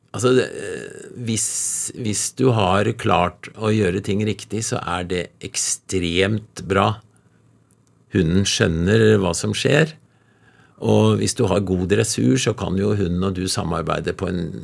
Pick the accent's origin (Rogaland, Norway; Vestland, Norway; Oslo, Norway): Oslo, Norway; Nordmarka; Jeg vokste opp litt inne i Nordmarka